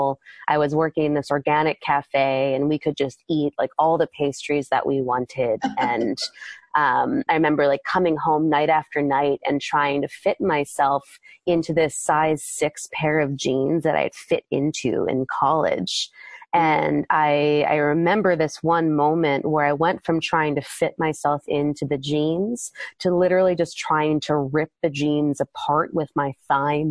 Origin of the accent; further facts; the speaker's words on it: East Coast, United States; moved away as an adult; also born or lived in Maryland / California; I'm from the East Coast originally